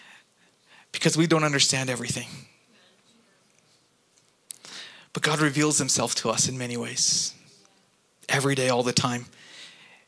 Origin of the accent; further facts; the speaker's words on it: Kuwait; moved away; growing up in Kuwait